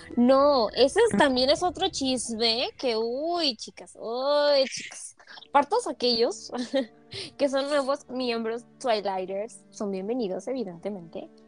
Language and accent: Spanish; Mexico; somos de México, país